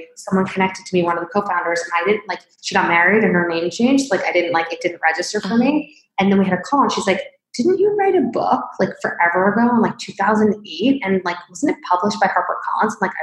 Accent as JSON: {"language": "English", "town": "Springfield", "region": "Illinois", "country": "United States", "tie": "born or raised there", "said": "I was born in Springfield, Illinois"}